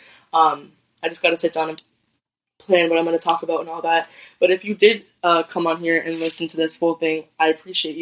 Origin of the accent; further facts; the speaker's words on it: Lowell, Massachusetts, United States; I'm born and raised in Lowell, Massachusetts